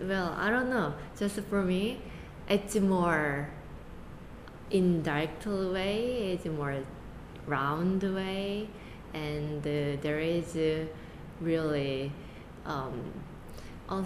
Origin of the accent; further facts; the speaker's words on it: South Korea; English is a second language; moved away as an adult; now in United States; I came here when I was 20, only 20. So my identity is pretty much Asian.